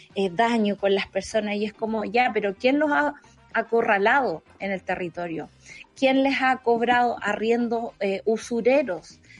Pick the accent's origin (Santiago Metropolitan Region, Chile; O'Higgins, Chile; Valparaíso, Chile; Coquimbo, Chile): O'Higgins, Chile; Santa Cruz; moved away; De la sexta región de Santa Cruz.